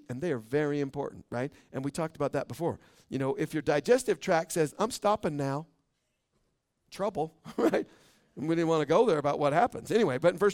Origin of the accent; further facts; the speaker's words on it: Boise, Idaho, United States; now in Caldwell, United States; I was born in Boise